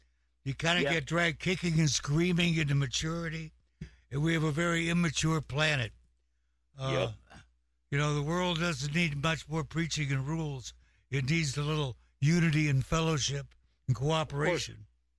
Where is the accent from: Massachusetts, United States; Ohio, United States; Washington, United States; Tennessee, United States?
Washington, United States; Walla Walla; the state where I'm from, and he actually winds up in my hometown, Walla Walla, Washington